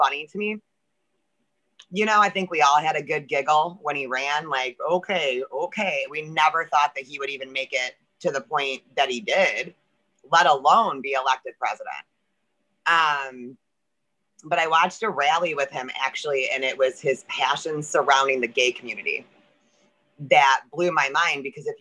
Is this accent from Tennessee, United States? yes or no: no; Michigan, United States; I'm from Michigan, the great state of the lockdown Michigan